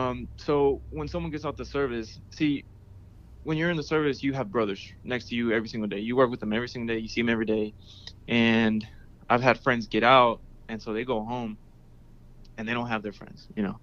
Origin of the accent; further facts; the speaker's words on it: Houston, Texas, United States; Houston, Texas.